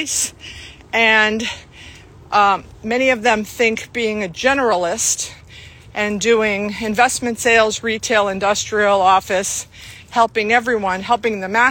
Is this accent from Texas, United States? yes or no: no; Flagler Beach, Florida, United States; also born or lived in Southwest Broward, Florida; now in Davie, United States; I grew up in Flagler Beach